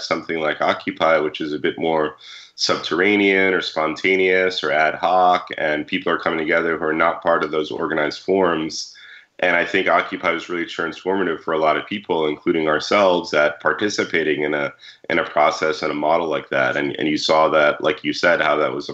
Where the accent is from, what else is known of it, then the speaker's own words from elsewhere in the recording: New York, United States; Maria and I are both from New York, and growing up in New York